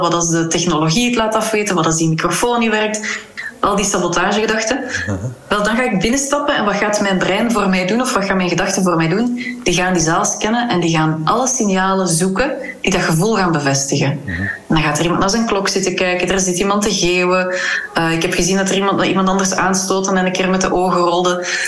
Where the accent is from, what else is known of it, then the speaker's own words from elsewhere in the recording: Kortenberg, Flanders, Belgium; now in Huldenberg, Belgium; ik ben in Kortenberg opgegroeid en dan ben in Huldenberg komen wonen.